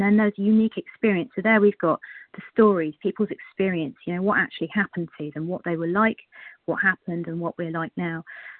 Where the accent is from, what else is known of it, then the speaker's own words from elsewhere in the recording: South West England, United Kingdom; I'm from the UK as well, down in Cornwall.